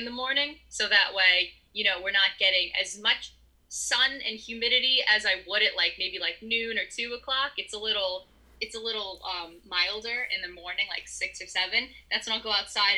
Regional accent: East Coast, United States; I'm from the East Coast. I've always been from the East Coast

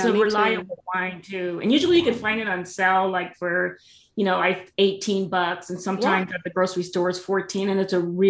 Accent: Louisiana, United States; moved away; also born or lived in San Fernando Valley, California; myself to be a Louisiana native. But when you really think about it, I'm not. I mean, I was born in California, moved to Louisiana, spent my formative years out there. It made quite an impression on me. And I just consider that to be my home.

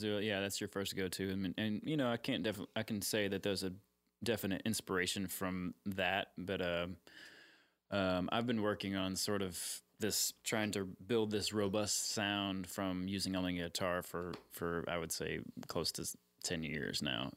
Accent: Austin, Texas, United States; I'm actually from Austin. I'm one of the rare Austinites.

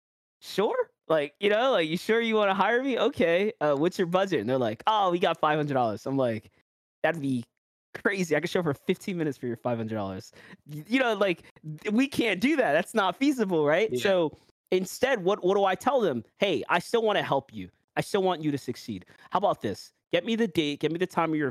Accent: New York, United States; accent: New York; my New York accent

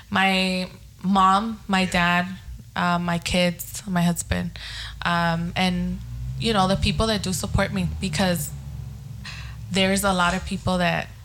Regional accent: Long Beach, California, United States; because I mean, I grew up here in Long Beach. I know people know me and and they know my past

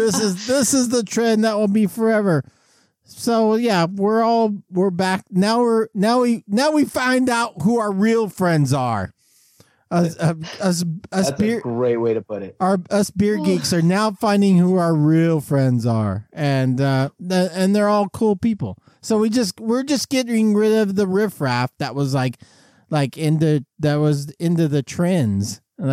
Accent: England, United Kingdom; also born or lived in Australia; I'm from England, but I lived in Australia for a little while, and then I came back, and now I sound like this, all right?

